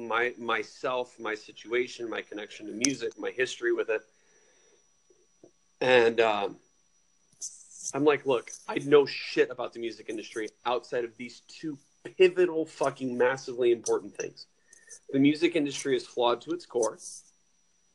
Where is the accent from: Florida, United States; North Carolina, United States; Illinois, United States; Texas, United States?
Illinois, United States; Rockford; I'm from Rockford, Illinois